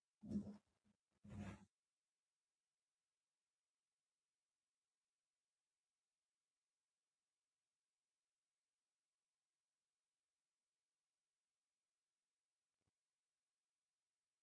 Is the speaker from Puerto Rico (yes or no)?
no; Ghana; as a Ghanaian, as an African